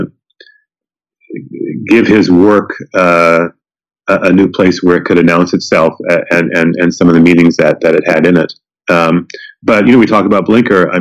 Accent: Evansville, Indiana, United States; now in New Orleans, United States; I grew up in Evansville, Indiana

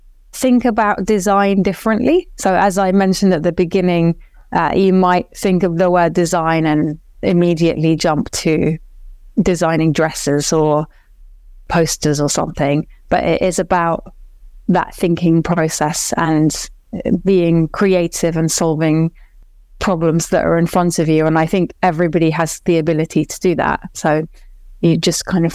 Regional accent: Iraq; moved away; I'm from Iraq originally

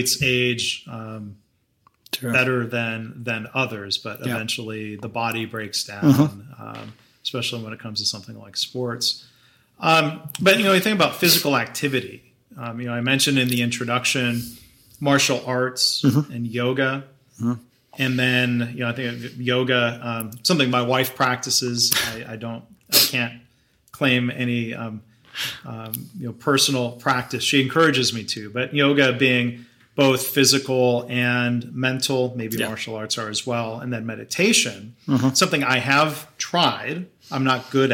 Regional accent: Dayton, Ohio, United States; I was born in Ohio and was living in the Dayton, Ohio area in the late 70s

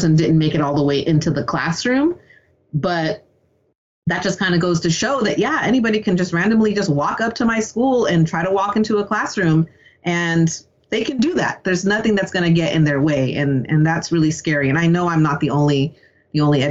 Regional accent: San Lorenzo, California, United States; also born or lived in Hayward, California; growing up in the East Bay

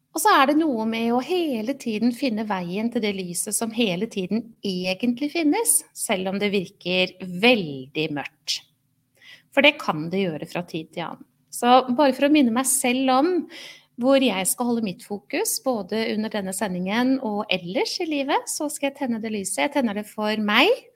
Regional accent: Oslo, Norway; moved away as an adult; now in Halden, Norway; Selv er jeg ikke fra Halden, jeg er født og oppvokst i Oslo

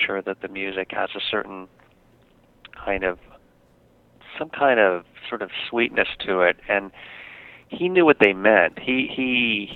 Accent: California, United States; being a native Californian, I'm not really too much of a northerner

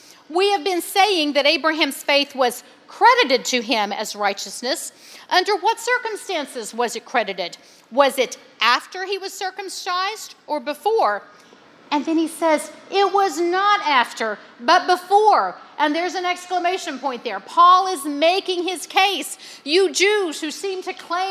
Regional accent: West Virginia, United States; my hometown in West Virginia

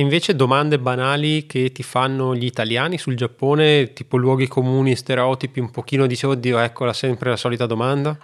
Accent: Italy; moved away as an adult; also born or lived in China; sono tornato poi nel mio paese

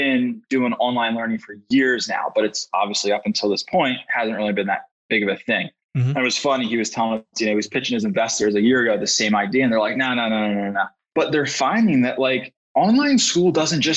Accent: Philadelphia, Pennsylvania, United States; you can tell I'm from Philly how I say

